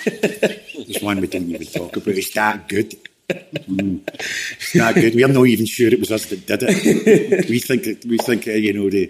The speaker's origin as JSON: {"language": "English", "town": "Glasgow", "region": "Scotland", "country": "United Kingdom", "tie": "born or raised there", "also_born_or_lived": "Dagenham, London", "accent": "Scottish"}